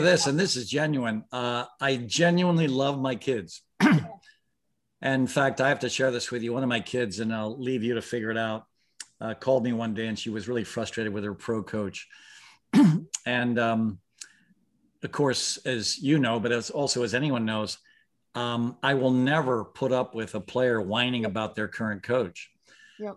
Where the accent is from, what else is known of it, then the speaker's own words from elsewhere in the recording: Mumbai, Maharashtra, India; I was born in Bombay, India